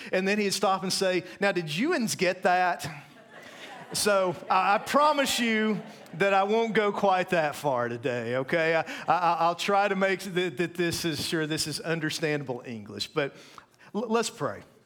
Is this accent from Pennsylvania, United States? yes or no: no; East Tennessee, United States; moved away as an adult; also born or lived in North Carolina / Maryland; I grew up in Tennessee